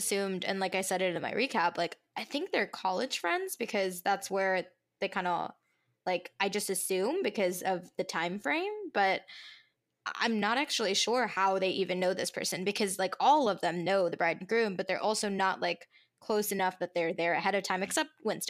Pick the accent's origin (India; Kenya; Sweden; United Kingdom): India; Yeah, so, okay, I'm Indian